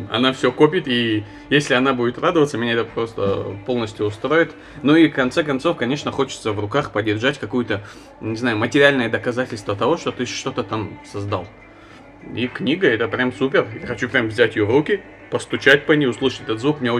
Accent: Makhachkala, Dagestan, Russia; Я из Махачкалы.

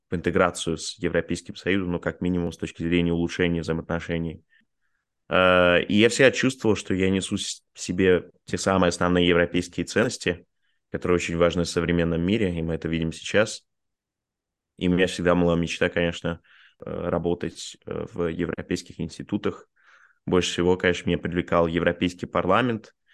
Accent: Bulgaria; born there; also born or lived in Russia; я родился в Болгарии, у меня два гражданства, у меня российское и болгарское гражданство.

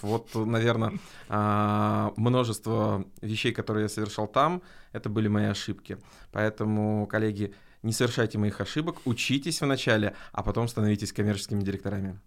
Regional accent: Arkhangelsk, Arkhangelsk Oblast, Russia; Это было в городе Архангельске, откуда я родом.

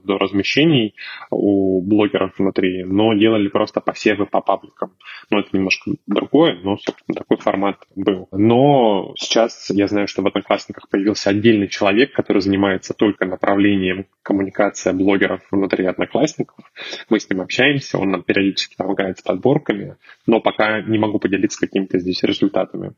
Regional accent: Chelyabinsk, Chelyabinsk Oblast, Russia; я сам из Челябинска

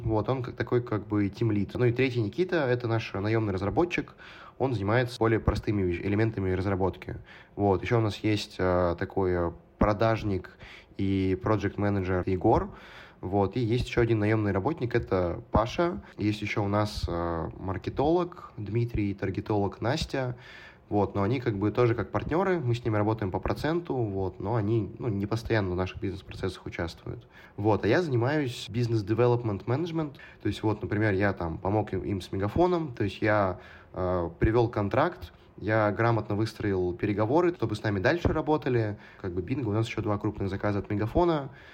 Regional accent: Perm, Perm Krai, Russia; moved away as an adult; also born or lived in Moscow; now in London, United Kingdom; Пермь, город, откуда я родом, это достаточно маленький город

